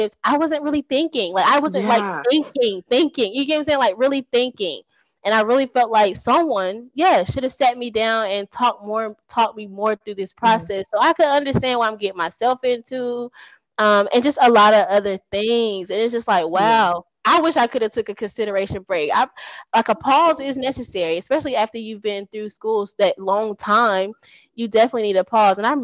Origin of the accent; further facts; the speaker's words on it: Fayetteville, North Carolina, United States; moved away as an adult; I love where I'm from. I'm from Fayetteville, North Carolina.